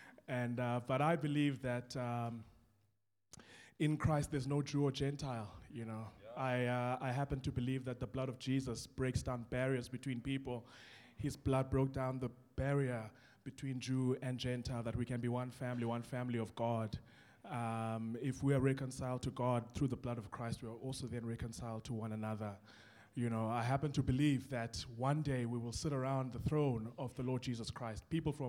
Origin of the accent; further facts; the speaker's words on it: Port Elizabeth, Eastern Cape, South Africa; now in Wellington, South Africa; I was born in Cape Town. I was raised in Port Elizabeth. I'm a Xhosa guy who has planted a church in an Afrikaans community that operates in English.